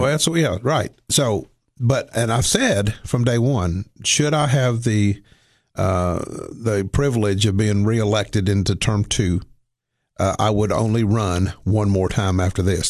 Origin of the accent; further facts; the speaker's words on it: Cookeville, Tennessee, United States; also born or lived in Somerset, Kentucky; moved down here when I was two